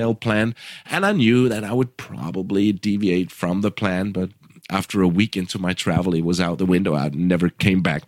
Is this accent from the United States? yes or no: no; Randers, Central Denmark Region, Denmark; moved away as an adult; my hometown of Randers, Denmark